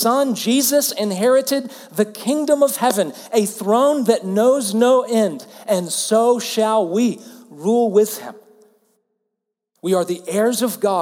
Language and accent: English; Alabama, United States; I'm from the southern U.S., I'm from Alabama